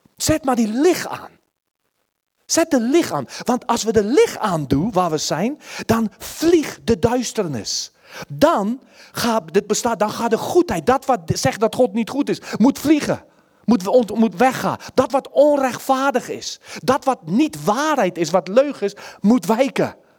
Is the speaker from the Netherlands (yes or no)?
yes; Netherlands; als Nederlanders